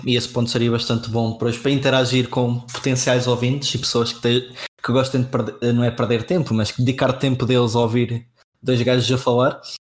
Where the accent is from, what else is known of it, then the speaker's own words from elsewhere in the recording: Castelo Branco, Centro, Portugal; now in Coimbra, Portugal; eu sou de Castelo Branco, é a morar em Coimbra neste momento